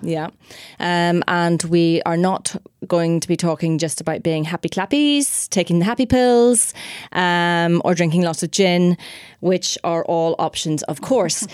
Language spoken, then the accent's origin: English; Ireland; we're Irish as well